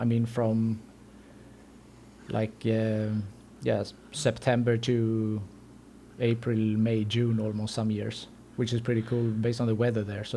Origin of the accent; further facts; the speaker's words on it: Gothenburg, Västra Götaland, Sweden; moved away as an adult; also born or lived in Greece; born and raised in Sweden, and grew up in Göteborg, Gothenburg